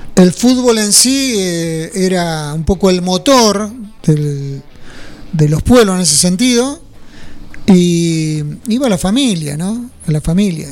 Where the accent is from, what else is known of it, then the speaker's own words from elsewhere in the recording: French, Buenos Aires, Argentina; Mi viejo era jefe de estación, French